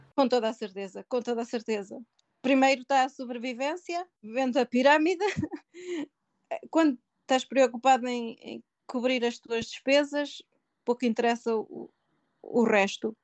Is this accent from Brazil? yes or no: no; Portugal; moved away as an adult; also born or lived in Canada; now in England, United Kingdom; tenho orgulho de ser portuguesa e sinto-me na pele portuguesa